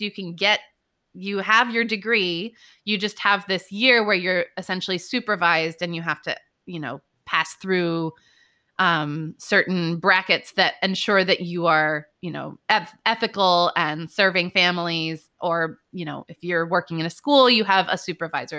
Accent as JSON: {"language": "English", "area": "Bay Area", "region": "Northern California", "country": "United States", "tie": "born or raised there", "also_born_or_lived": "New York", "moved": "as an adult", "said": "I grew up in California, Northern California, in the Bay Area."}